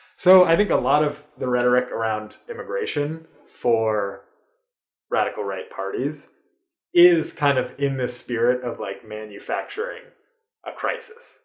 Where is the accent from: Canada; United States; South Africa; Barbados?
United States; as an American